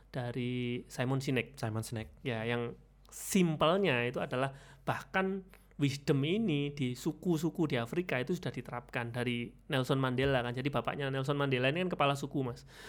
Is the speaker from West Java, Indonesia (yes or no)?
no; Jombang, East Java, Indonesia; now in Malang, Indonesia; saya kelahirannya Jombang mas, tapi udah hmm. KTP Malang